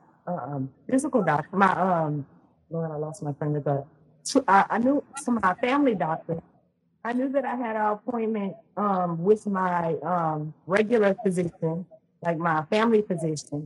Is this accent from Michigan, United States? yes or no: no; Louisiana, United States; now in Texas, United States; I'm from Louisiana. That's where I'm originally from. Mm-hmm. I'm in Texas now, but I'm from Louisiana. So I grew up in the South.